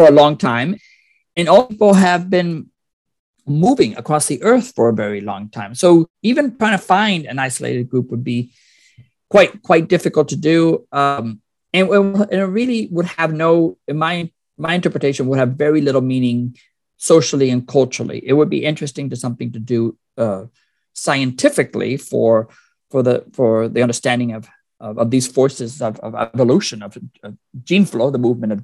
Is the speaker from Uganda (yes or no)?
no; Puerto Rico; moved away; I'm originally from Puerto Rico